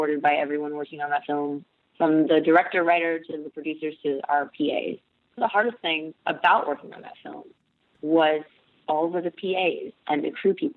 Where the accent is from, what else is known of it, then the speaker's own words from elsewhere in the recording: Texas, United States; It's my home state